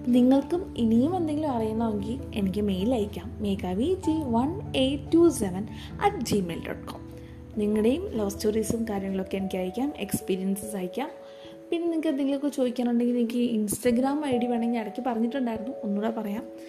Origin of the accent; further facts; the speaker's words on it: Thiruvananthapuram, Kerala, India; moved away as an adult; now in Kochi, India; ഞാൻ ട്രിവാൻഡ്രംകാരി ആയതുകൊണ്ട്